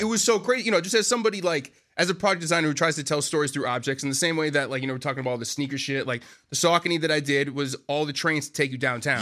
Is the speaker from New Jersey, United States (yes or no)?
no; Boston, Massachusetts, United States; moved away as an adult; now in New York, United States; I'm originally from Boston